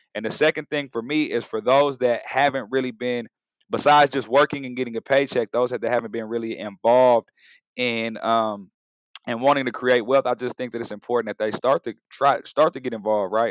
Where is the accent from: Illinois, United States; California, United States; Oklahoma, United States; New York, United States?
California, United States; San Diego; now in Oakland, United States; I'm a Bay Area resident, originally from San Diego